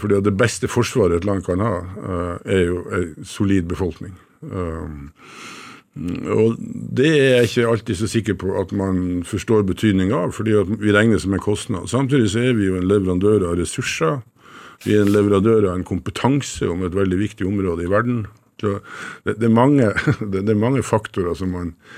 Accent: Northern Norway, Norway; Som nordlending så har jeg bodd tett på Russland

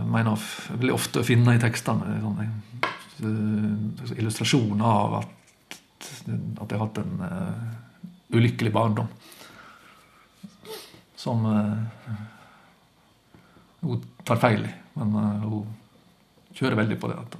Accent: Luster, Vestland, Norway; god kveld, Luster. Det var vel på tide å ta seg en tur tilbake. Jeg har, eh, Etter at jeg flytta fra Luster

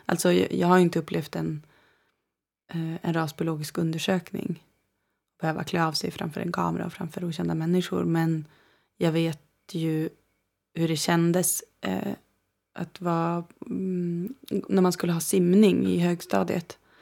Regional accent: Umeå, Västerbotten County, Sweden; now in Copenhagen, Denmark; Jag är född i Umeå. Um, I Västerbotten. I Sápmi. Um, mm. Och bodde i en by som heter Bjärnsjö tills jag började skolan ungefär. Då uh, eh, flyttade vi in till Umeå

